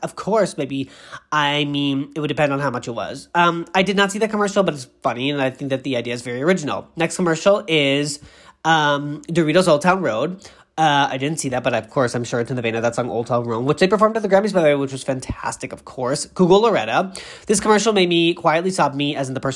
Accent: Boston, Massachusetts, United States; I'm from New England because, I am from Boston

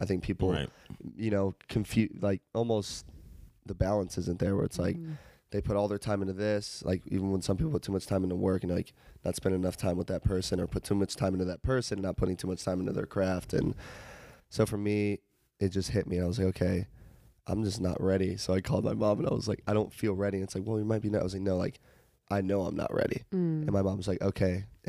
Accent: Charlotte, North Carolina, United States; moved away

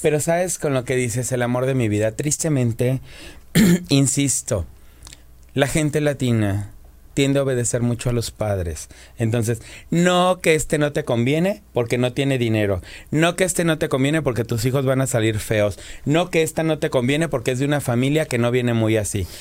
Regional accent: Morelos, Mexico; El estado de Morelos, de donde yo vengo

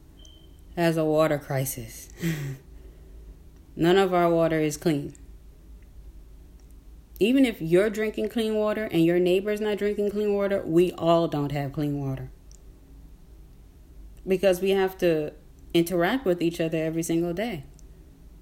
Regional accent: Newark, New Jersey, United States; I'm in Newark. I'm from Newark, Newark, New Jersey

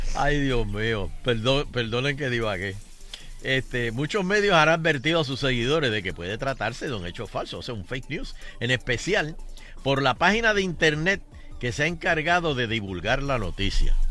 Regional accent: Puerto Rico; le dijimos, Puerto Rico

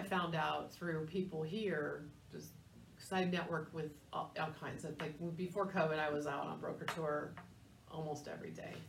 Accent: San Diego, California, United States; moved away; I grew up in San Diego

